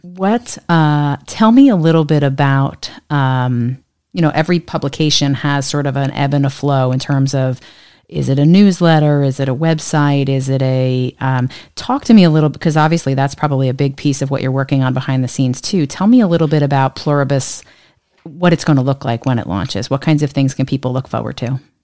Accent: New Jersey, United States; my home state of New Jersey

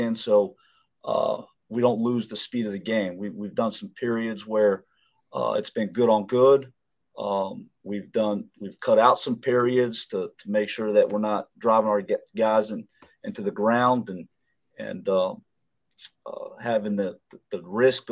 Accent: Florida, United States; moved away; being a Florida guy

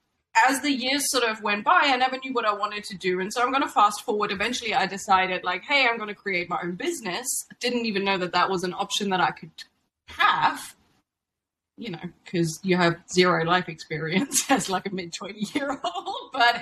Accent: Germany; moved away as an adult; I moved from Germany as a bright 19-year-old

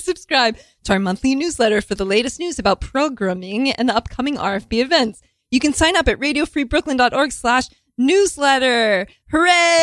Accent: Houston, Texas, United States; moved away; Houston, Texas

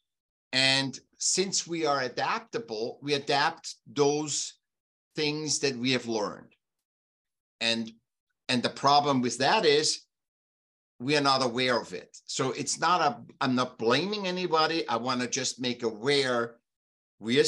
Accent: Vienna, Austria; now in California, United States; I was born in Vienna, Austria, and I was a sick child. And when I was about seven, they put me in school

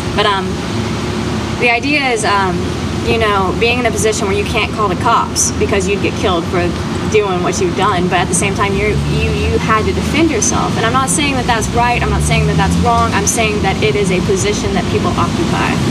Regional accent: Shelby, North Carolina, United States; I am from Shelby, North Carolina

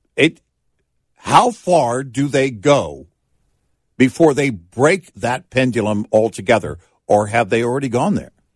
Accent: Texas, United States; also born or lived in Omaha, Nebraska; the age of four on, it was Texas

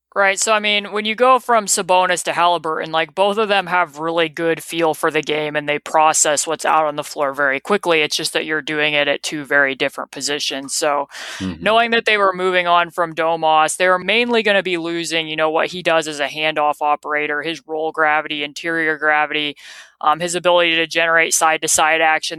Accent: Indiana, United States; I grew up here in Indiana

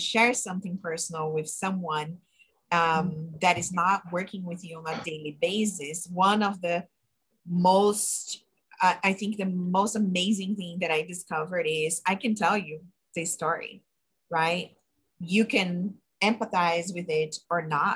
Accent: Brazil; English is a second language; moved away as an adult; I'm from Brazil, I immigrated here by myself

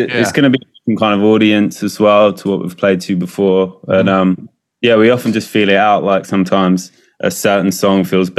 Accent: Romford, London, United Kingdom; moved away as an adult; now in Brighton, United Kingdom; I grew up in Romford in Essex, and there wasn't really much of a music scene at all there either. So yeah, moving down to Brighton

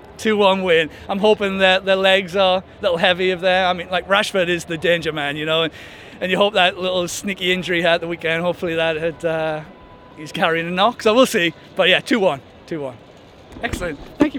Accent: Bedlington, North East England, United Kingdom; moved away as an adult; now in Dallas, United States; I'm originally from Bedlington in the northeast, but I've been living in Dallas, Texas for the last 15 years.

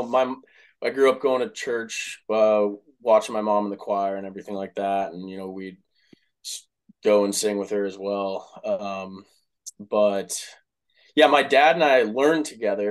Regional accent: Dallas, Texas, United States; moved away as an adult; also born or lived in Cleveland, Ohio / Philadelphia; now in Lake Forest, United States; I'm from Dallas, Texas originally

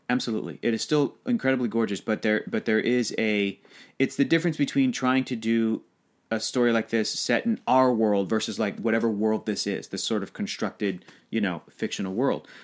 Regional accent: United States; as an American guy

